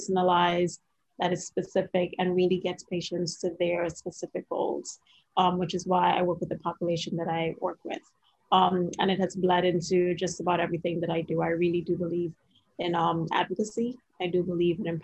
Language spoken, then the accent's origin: English; Trinidad & Tobago; now in Washington, D.C., United States; If you hear a little bit of an accent, it's because I'm originally from Trinidad and Tobago